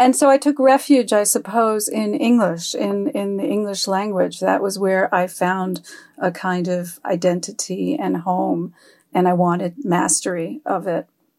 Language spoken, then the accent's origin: English; New York City, New York, United States; born or raised there; first language French; English is a second language; also born or lived in Cairo, Egypt / Catskill Mountains, New York